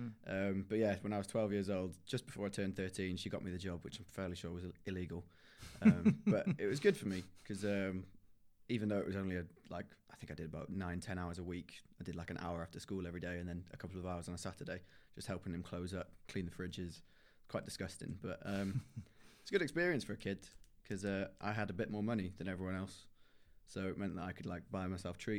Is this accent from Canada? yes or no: no; Colwyn Bay, Wales, United Kingdom; So I come from a town called Colwyn Bay, which is North Wales, not far from the border between England and Wales. It's quite a big town, and it's not very Welsh.